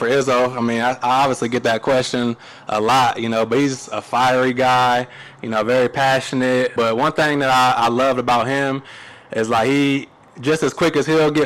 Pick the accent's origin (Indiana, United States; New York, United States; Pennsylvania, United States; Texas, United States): Indiana, United States; Kokomo; I'm born and raised in Kokomo, but I was kind of out in the county